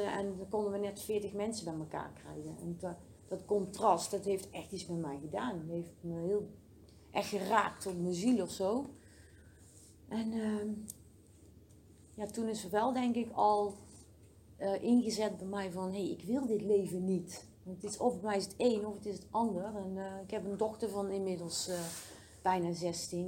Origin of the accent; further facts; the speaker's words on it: Oss, North Brabant, Netherlands; also born or lived in Den Bosch; ik ben in Den Bosch geboren